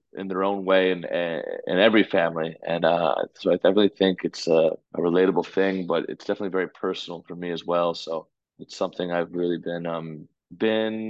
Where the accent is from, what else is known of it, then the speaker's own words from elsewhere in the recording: Connecticut, United States; also born or lived in Orlando, Florida; now in New York, United States; when I was six, I moved to Connecticut and raised most of my life there.